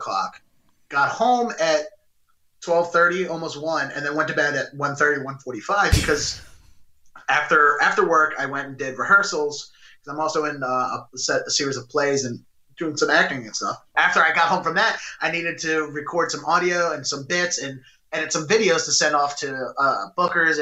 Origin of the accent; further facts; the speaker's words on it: Baltimore, Maryland, United States; I'm born and raised in Baltimore